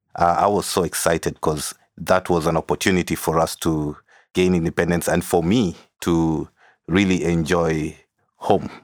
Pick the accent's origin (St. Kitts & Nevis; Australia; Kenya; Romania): Kenya; also born or lived in South Sudan / Nairobi; growing up in Kenya